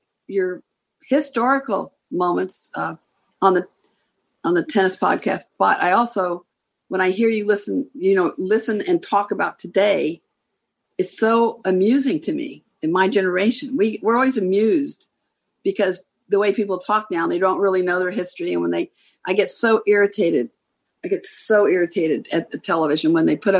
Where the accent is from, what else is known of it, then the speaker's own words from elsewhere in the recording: Long Beach, California, United States; we were so blessed to be born and raised in Long Beach, California